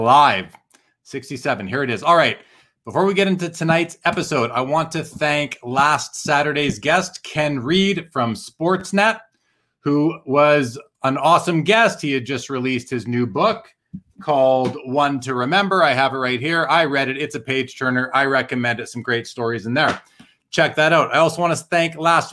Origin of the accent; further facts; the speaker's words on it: Winnipeg, Manitoba, Canada; I grew up in Winnipeg and I was going to card shops in the mid to late 80s